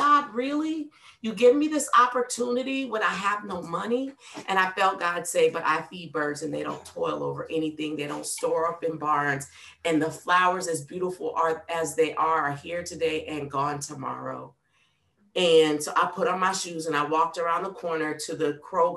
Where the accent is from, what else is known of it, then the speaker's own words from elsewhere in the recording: New Orleans, Louisiana, United States; moved away as an adult; now in Nashville, United States; I'm from New Orleans